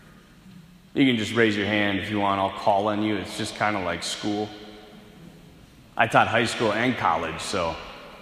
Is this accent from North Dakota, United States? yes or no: yes; North Dakota, United States; I'm from North Dakota, so the culture out here is different.